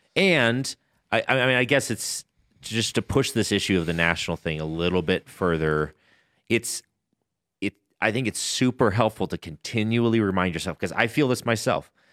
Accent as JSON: {"language": "English", "country": "United States", "said": "as an Amer, as an American"}